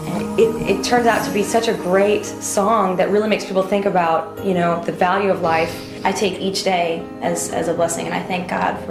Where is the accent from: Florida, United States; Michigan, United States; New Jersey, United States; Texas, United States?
New Jersey, United States; a girl in my hometown in New Jersey.